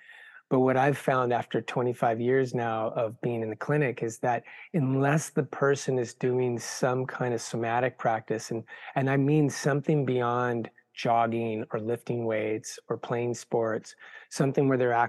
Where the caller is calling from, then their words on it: Berkeley, California, United States; I'm tuning in from Berkeley, California.